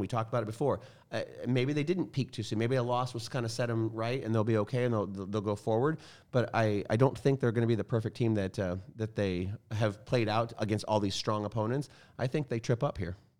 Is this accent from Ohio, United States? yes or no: yes; Ohio, United States; I grew up in Ohio